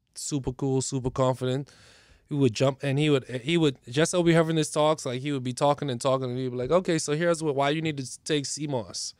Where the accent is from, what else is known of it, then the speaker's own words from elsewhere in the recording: Bahamas; moved away; also born or lived in Miami; Was raised in the Bahamas, uh, both parents from the Bahamas.